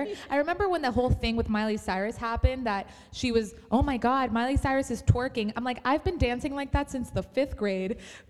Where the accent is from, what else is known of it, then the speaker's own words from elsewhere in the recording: Miami, Florida, United States; And I was so proud to be from this city